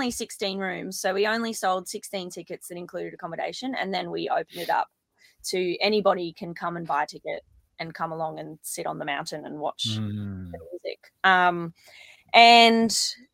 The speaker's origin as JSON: {"language": "English", "town": "Kalbar", "region": "Queensland", "country": "Australia", "tie": "born or raised there", "said": "my hometown in Kalbar"}